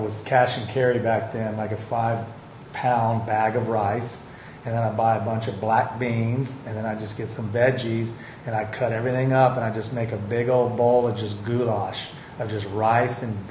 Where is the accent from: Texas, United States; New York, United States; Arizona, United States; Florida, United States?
Texas, United States; moved away; when I was a kid and growing up in Texas.